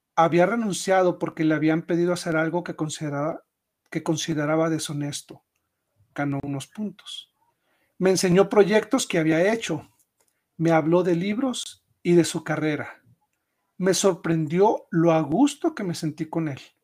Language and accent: Spanish; Chihuahua, Mexico; also born or lived in Mexico City; me regresé a mi, a mi tierra natal, a Chihuahua